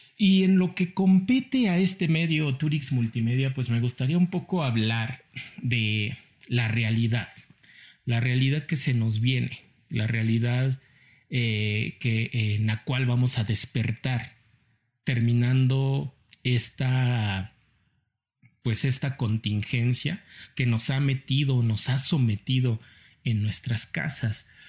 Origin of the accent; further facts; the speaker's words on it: Mexico; como mexicanos